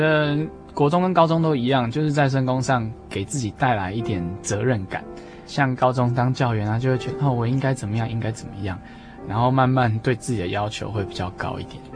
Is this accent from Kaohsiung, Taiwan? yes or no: no; Minxiong, Chiayi County, Taiwan; moved away as an adult; now in Tainan, Taiwan; 因为我住在嗯哼。比较乡下的地方，在民雄，而且嗯哼。我们家又是因为是家族企业，所以在工业区里面，所以我没有邻居